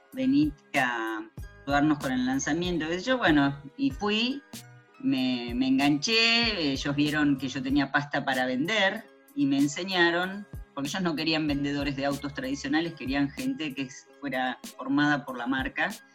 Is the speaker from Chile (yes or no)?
no; Argentina; also born or lived in Buenos Aires; soy argentina, vivo en Buenos Aires